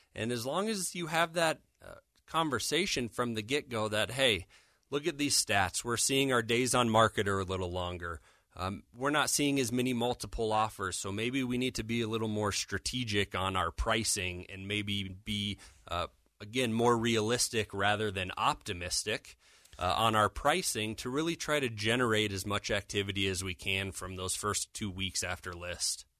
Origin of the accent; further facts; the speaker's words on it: Denver, Colorado, United States; born and raised in Denver.